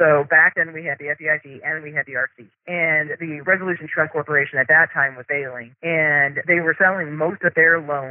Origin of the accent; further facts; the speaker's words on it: Midwest, United States; now in Arizona, United States; I grew up in the Midwest, smaller towns